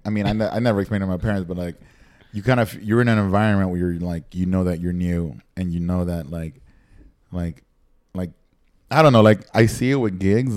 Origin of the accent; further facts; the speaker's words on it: Nicaragua; moved away; growing up in Nicaragua and like watching MTV and watching everything